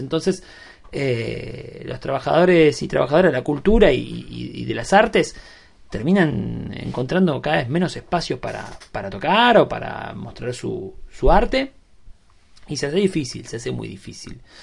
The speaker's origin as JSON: {"language": "Spanish", "town": "Berazategui", "region": "Buenos Aires Province", "country": "Argentina", "said": "soy de Verazatei, eh, capital nacional del vidrio."}